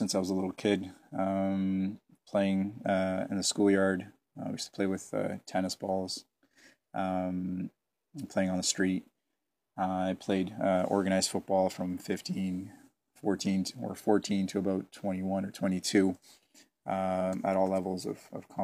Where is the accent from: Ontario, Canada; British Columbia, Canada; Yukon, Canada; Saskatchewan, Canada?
Ontario, Canada; Hamilton; also born or lived in Setúbal, Portugal; I'm from Hamilton.